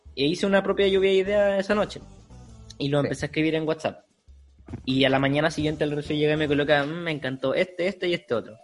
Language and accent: Spanish; Chile; Somos chilenos de sangre pura